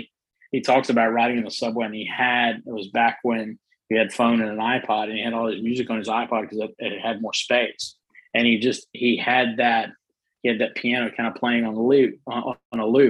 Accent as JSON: {"language": "English", "country": "South Africa", "moved": "yes", "lives_now": "United States", "said": "I'm originally from South Africa, right. and I'm very proud to be a South African."}